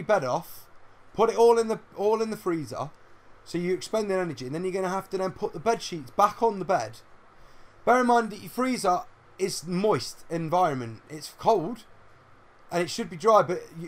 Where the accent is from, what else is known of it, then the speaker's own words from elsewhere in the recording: United Kingdom; We're in Britain. We're British.